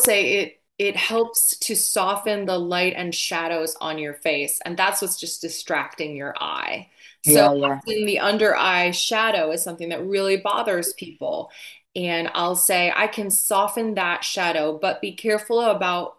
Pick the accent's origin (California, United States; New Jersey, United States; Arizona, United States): New Jersey, United States; accent: Jersey; I'm not actually from Boston. I'm from New Jersey. I should have taught you a Jersey accent because I could do that all day.